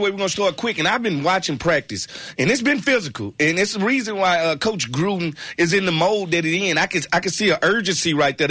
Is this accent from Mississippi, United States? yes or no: yes; Mississippi, United States; I'm from Mississippi. The whole city is dust.